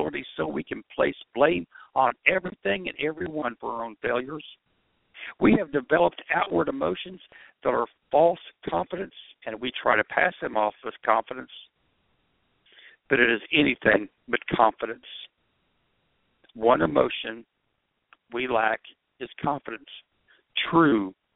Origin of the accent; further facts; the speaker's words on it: Oklahoma, United States; I'm being from Oklahoma